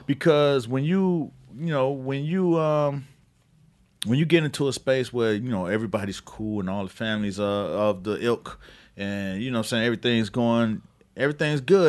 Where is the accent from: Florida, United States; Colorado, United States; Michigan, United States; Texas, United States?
Florida, United States; Miami; I'm from Miami